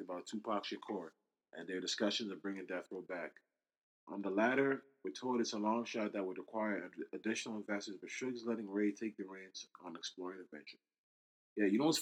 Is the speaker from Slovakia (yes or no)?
no; Canada